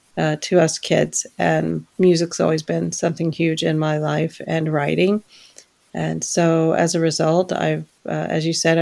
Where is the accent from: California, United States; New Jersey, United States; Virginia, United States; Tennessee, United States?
Tennessee, United States; Maryville; born there; So I was born in Maryville, Tennessee, once upon a never mind. and we moved around a lot because my dad was just that way.